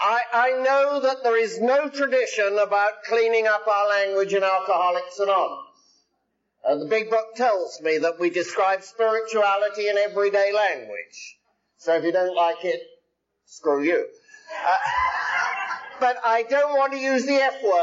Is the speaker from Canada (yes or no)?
no; England, United Kingdom; now in United States; I'm English by birth, I'm Irish by disease, I'm Scotch by absorption, and I'm American by adoption